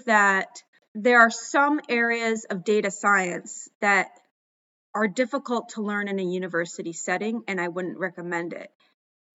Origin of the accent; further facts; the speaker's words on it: Maine, United States; moved away as an adult; also born or lived in Ecuador / Mozambique; for me, growing up in Maine